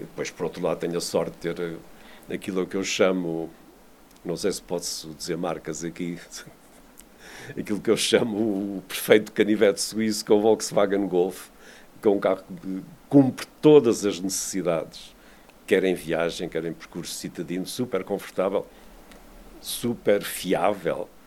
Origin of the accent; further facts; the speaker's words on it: Vila do Conde, Norte, Portugal; eu cresci em Vila de Conde, nos anos 50 e 60, a minha casa ficava no circuito